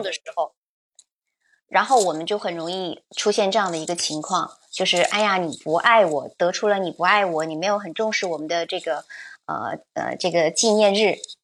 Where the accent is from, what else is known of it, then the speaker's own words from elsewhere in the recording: China; 可能我们中国人其实缺少的是什么呢？